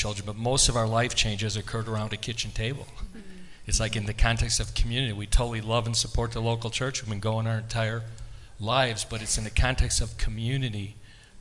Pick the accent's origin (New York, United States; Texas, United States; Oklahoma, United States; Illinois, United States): Illinois, United States; Elk Grove Village; also born or lived in Chicago; We were born in Chicago, grew up in Elk Grove Village right next to O'Hare Field